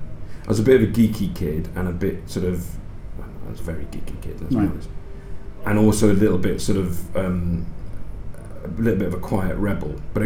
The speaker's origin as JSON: {"language": "English", "town": "Cardiff", "region": "Wales", "country": "United Kingdom", "tie": "born or raised there", "said": "I grew up in Cardiff. My dad's from West Wales, from a sort of farming background. My mum's from Cardiff Irish, working class family, whose roots are in the west of Ireland."}